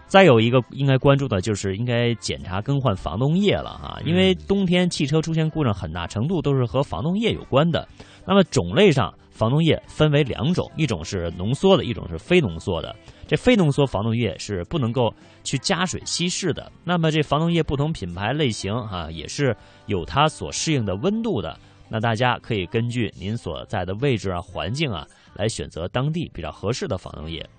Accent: northern China, China; 我倒不是因为我是北方人

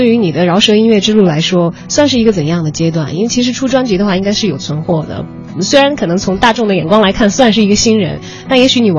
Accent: Chongqing, China; 因为我的家乡是在重庆嘛，离北京有点距离，但是成都离得比较近

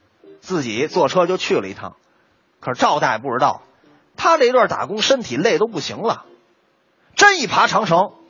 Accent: Tianjin, China; 这是我们天津人那修自行车了。

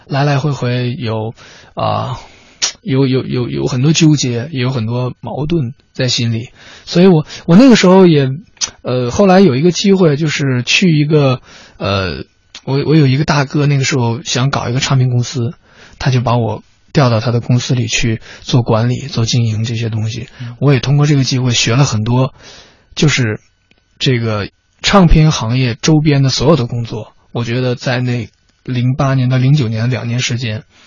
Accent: Changchun, Jilin, China; 我们都是长春的

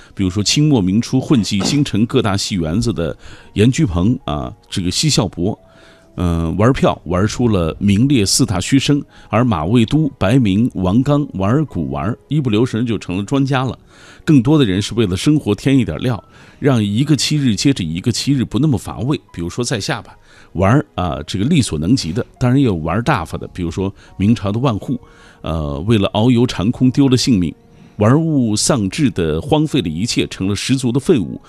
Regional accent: Xinjiang, China; 新疆人说，北京话尤其是二话不太利落

